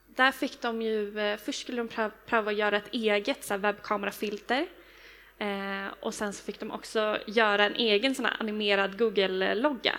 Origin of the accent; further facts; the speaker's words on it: Stockholm, Stockholm County, Sweden; jag är från Stockholm